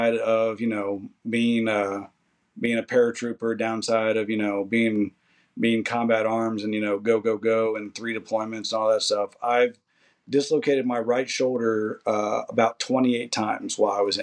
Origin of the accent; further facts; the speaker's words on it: Kentucky, United States; moved away as an adult; I had nothing, and I do mean nothing, there for me in Kentucky besides my family